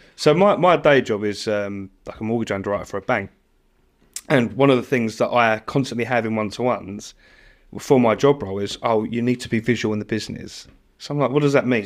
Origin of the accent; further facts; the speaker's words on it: United Kingdom; I'm British born and bred